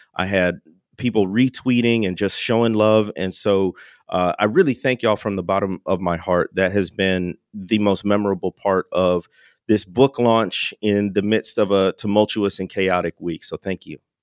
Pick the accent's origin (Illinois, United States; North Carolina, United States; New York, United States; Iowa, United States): Illinois, United States; Chicagoland area; I don't claim I grew up in the city, but I am from